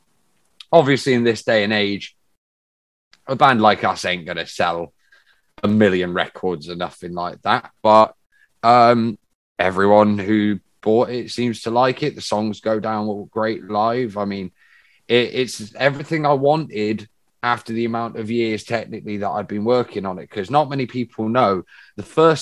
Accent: Bristol, South West England, United Kingdom; We're from Bristol

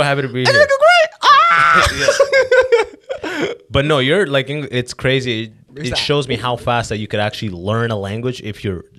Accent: California, United States; born there; I was born in California. Why the fuck do I need to have an accent?

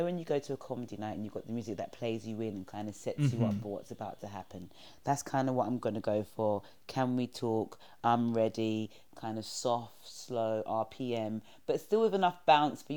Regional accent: London, United Kingdom; where I grew up in New Cross, it's an estate

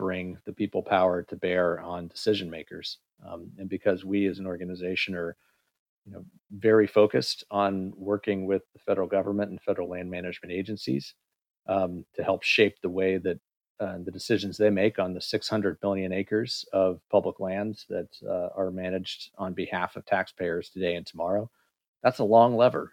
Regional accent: Kansas, United States; I grew up in Kansas

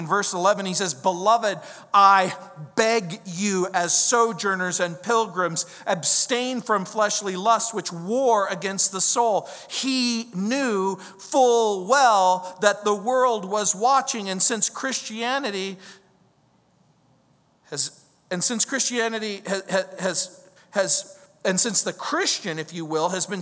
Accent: New Orleans, Louisiana, United States; that's where I'm from. I was born in New Orleans

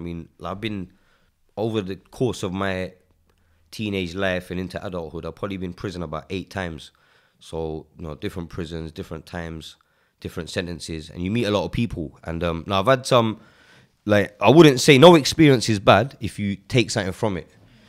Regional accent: Walthamstow, London, United Kingdom; Yeah, I grew up in Waltham Forest

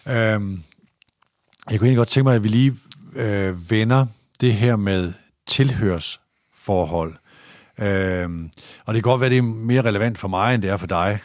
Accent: Aalborg, North Denmark Region, Denmark; moved away as an adult; also born or lived in Aarhus / Horsens / Odense; jeg kommer fra Borget, som jeg ligger nord for øh, Nørre Utrup, som ligger nord for Nørre Sundby, som ligger nord for Aalborg

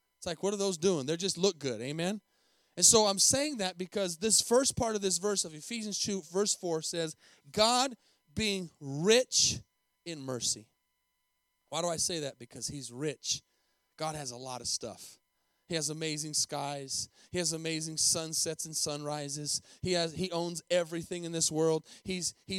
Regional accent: Tucson, Arizona, United States; moved away as an adult; also born or lived in Albuquerque, New Mexico / Costa Rica; now in Denton, United States; I lived in Tucson, Arizona for 18 years with a humongous, beautiful mountain

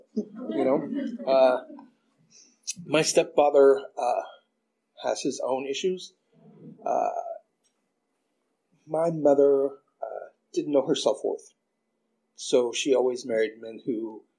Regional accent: Oklahoma, United States; because I grew up in Oklahoma, so I'd never seen people from other races that much.

